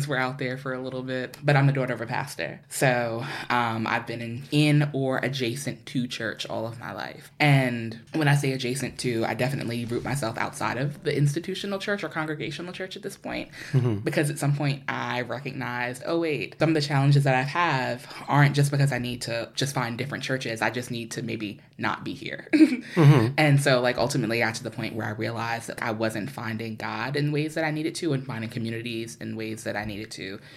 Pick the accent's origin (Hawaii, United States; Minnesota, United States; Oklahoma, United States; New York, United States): New York, United States; New York City; moved away; I'm from New York. I grew up between Queens and Harlem